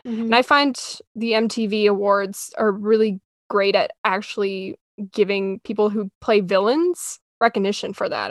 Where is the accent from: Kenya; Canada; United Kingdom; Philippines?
Canada; I'm Canadian